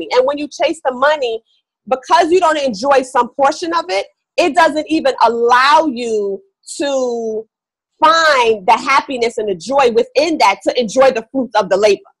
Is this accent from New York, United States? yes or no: yes; New York, United States; Like I said, I'm from New York, so you know that's a hustle.